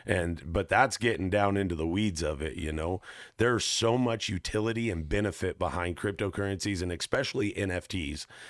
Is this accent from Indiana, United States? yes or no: no; Northern California, United States; moved away; also born or lived in Alaska; I grew up in Northern California